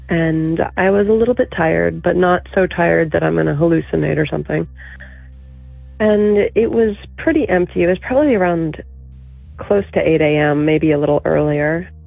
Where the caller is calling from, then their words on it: Virginia, United States; I'm from Virginia.